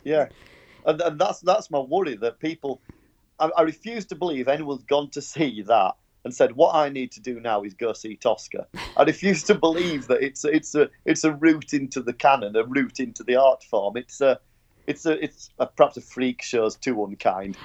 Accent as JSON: {"language": "English", "region": "Yorkshire and the Humber", "country": "United Kingdom", "said": "I'm from Yorkshire."}